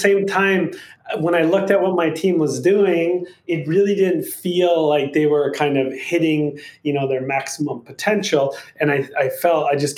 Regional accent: Minnesota, United States; moved away as an adult; now in California, United States; I grew up in Minnesota in literally farmland. Like my town had 300 people.

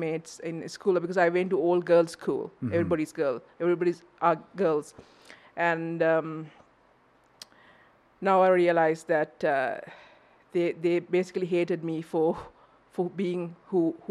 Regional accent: Sri Lanka; moved away as an adult; I'm originally from Sri Lanka.

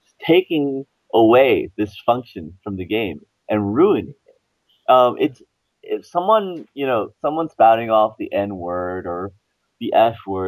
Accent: Florida, United States; I grew up in Florida

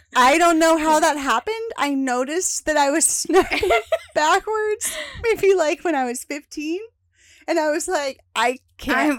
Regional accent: Lexington, Kentucky, United States; moved away as an adult; also born or lived in Alabama; now in Dallas, United States; we moved back home to where my parents were from, which is Lexington, Kentucky

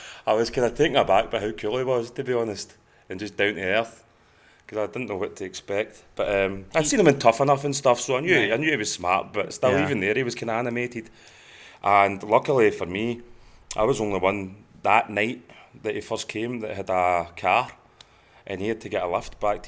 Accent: Scotland, United Kingdom; moved away as an adult; also born or lived in London; now in Kentucky, United States; I moved from Scotland down to London.

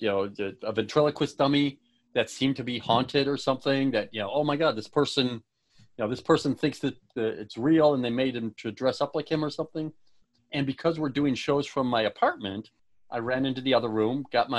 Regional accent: Buffalo, New York, United States; born or raised there

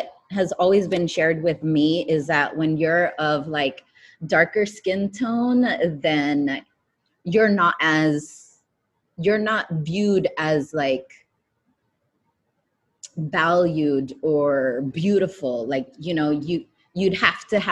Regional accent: United States; Growing up with like immigrant parents was really difficult as an American child

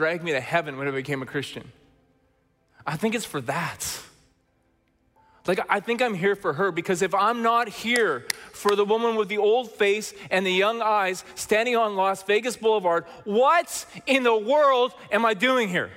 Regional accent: Chilliwack, British Columbia, Canada; we're from Chilliwack, British Columbia

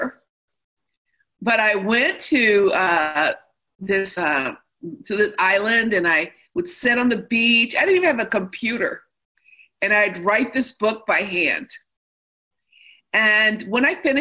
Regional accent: Midwest, United States; also born or lived in Chicago; now in California, United States; I'm from the Midwest

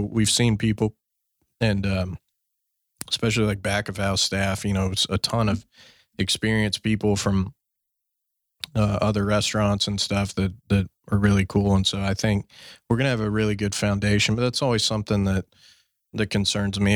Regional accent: Fort Worth, Texas, United States; my hometown, Fort Worth.

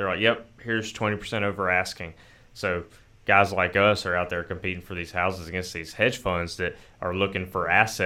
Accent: the South, United States; where Joey and I grew up

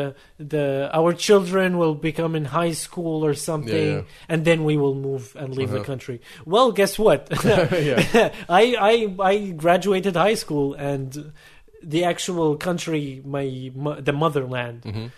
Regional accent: Saudi Arabia; moved away; also born or lived in Syria; So I'm Syrian, and I was born in Syria. And both of my parents are Syrian, but they moved to Saudi Arabia because of my father's work or whatever.

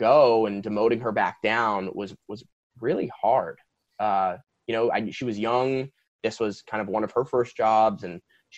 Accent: East Coast, New Jersey, United States; moved away as an adult; also born or lived in Princeton, New Jersey / Ann Arbor, Michigan / New York; now in Los Angeles, United States; I was born and raised on the East Coast

